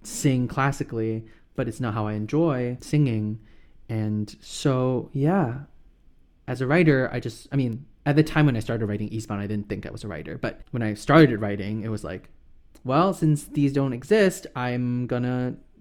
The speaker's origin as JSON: {"language": "English", "country": "Singapore", "tie": "born or raised there", "moved": "as an adult", "lives_now": "United States", "said": "I was born and raised in Singapore"}